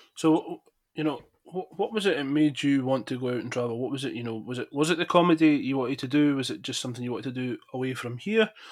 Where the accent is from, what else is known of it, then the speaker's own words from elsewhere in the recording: Falkirk, Scotland, United Kingdom; my hometown of Falkirk in Scotland